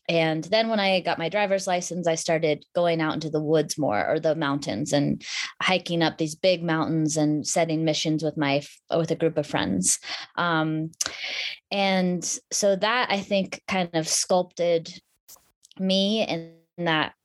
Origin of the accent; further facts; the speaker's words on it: Anchorage, Alaska, United States; I grew up in Anchorage, Alaska.